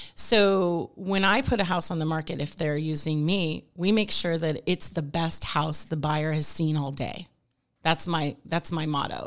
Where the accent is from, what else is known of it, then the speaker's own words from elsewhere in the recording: Newport Beach, California, United States; moved away as an adult; now in Rancho Cucamonga, United States; I was from Newport Beach